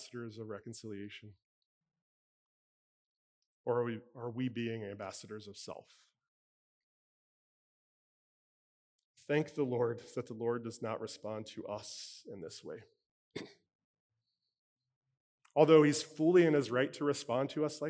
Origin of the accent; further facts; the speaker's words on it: Cincinnati, Ohio, United States; now in Pittsburgh, United States; I was born and raised in Cincinnati